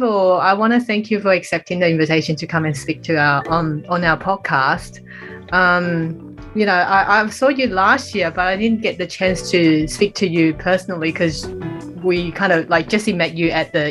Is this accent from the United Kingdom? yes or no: no; Australia; I grew up in Australia since I was 11.